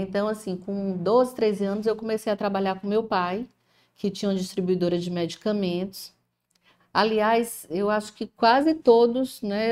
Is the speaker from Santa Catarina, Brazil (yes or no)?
no; Ceará, Brazil; Sou cearense, né, com muito orgulho